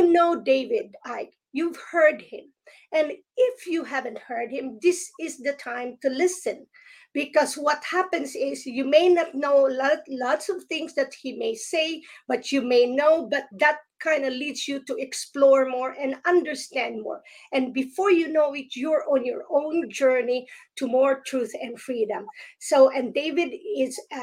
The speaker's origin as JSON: {"language": "English", "country": "Philippines", "moved": "yes", "lives_now": "United States", "said": "although I am from the Philippines, but I am now here in United States"}